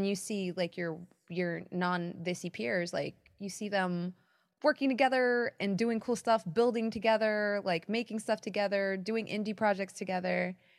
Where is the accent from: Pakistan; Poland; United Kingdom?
Pakistan; because I'm Pakistani and Indian.